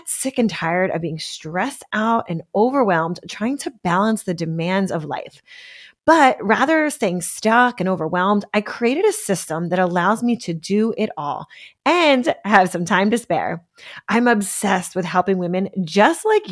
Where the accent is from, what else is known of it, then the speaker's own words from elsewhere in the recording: Pennsylvania, United States; now in California, United States; I'm from Pennsylvania